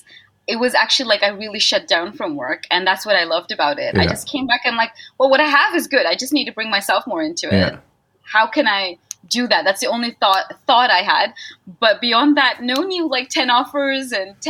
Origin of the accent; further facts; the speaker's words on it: Netherlands; I may be born and raised in Holland, but an Indian family.